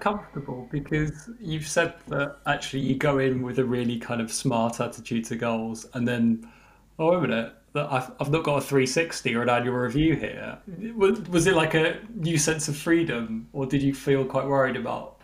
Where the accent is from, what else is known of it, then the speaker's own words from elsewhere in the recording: rural England, United Kingdom; I grew up in the countryside and yearned for the city, um, having been bored over many, many, many, many summers in the in the in the rural um, forests of England.